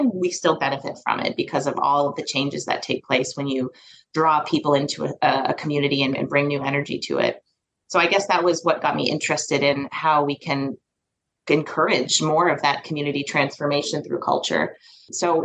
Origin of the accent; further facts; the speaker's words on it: Calais, Maine, United States; also born or lived in Bangor, Maine; I was born in Calais and, ended up in the Bangor area, I guess, in my teens